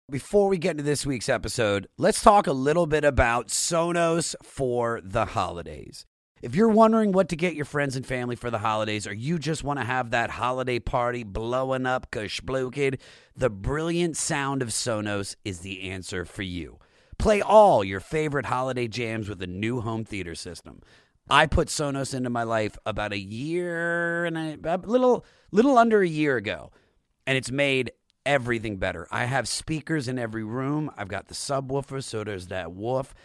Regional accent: Washington, District of Columbia, United States; I'm from the Washington, D C area

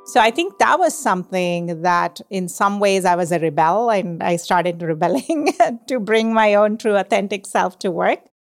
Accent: India; moved away as an adult; now in United States; I grew up in India

